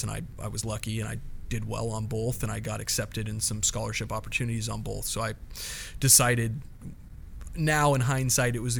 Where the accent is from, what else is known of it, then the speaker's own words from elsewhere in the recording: Eagle, Idaho, United States; moved away as an adult; also born or lived in Chicago; now in San Diego, United States; I moved to Boise, Idaho. Actually, technically, Eagle, Idaho, which is a little farm town outside of Boise, Idaho. And so that's where I grew up